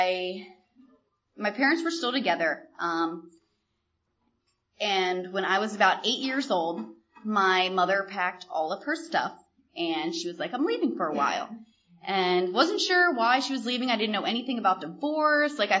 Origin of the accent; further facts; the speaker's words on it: York, Pennsylvania, United States; I grew up in York, Pennsylvania, to a beautiful family, wonderful, loving family